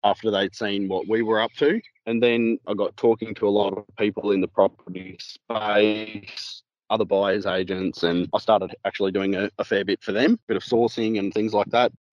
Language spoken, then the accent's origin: English; Queensland, Australia; also born or lived in Victoria, Australia; born and bred in Victoria originally, and then we moved up to Queensland to the Moreton Bay region. I've been up here for about 20 years now, did schooling and everything up here